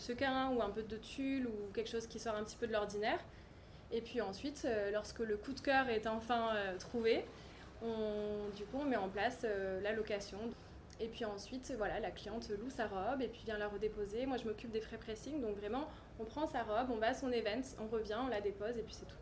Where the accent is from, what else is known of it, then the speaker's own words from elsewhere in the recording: Cannes, Provence-Alpes-Côte d'Azur, France; also born or lived in Nord-Pas-de-Calais / Narbonne / London; j'ai grandi à Cannes